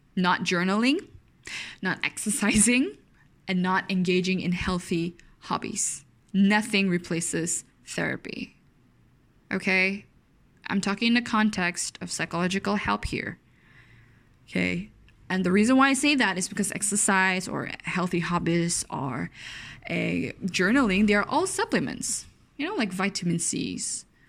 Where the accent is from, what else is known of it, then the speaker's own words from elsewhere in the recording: Malaysia; I'm very Malaysian